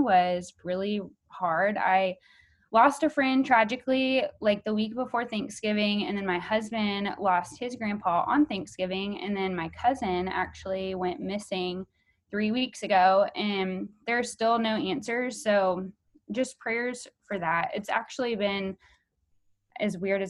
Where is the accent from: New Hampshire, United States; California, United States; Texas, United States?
Texas, United States; Houston; I'm from Houston, Texas, born and raised.